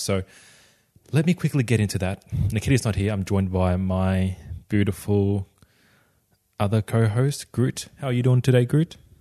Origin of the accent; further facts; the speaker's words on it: Australia; I grew up in Australia.